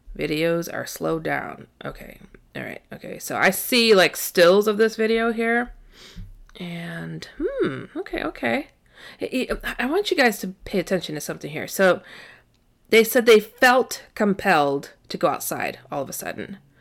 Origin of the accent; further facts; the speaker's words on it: Midwest, United States; I was raised in the Midwest